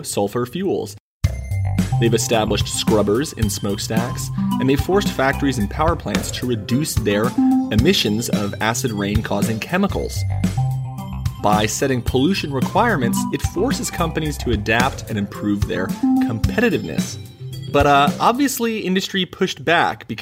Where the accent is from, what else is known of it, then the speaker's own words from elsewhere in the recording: California, United States; Most of this is in California, my home state.